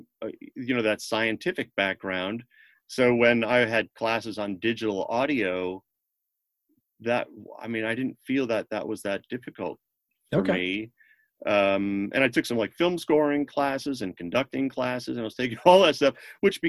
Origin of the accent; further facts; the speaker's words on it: Connecticut, United States; moved away as an adult; also born or lived in Boston / New York / Los Angeles; I grew up in Connecticut, so I wanted to be closer to home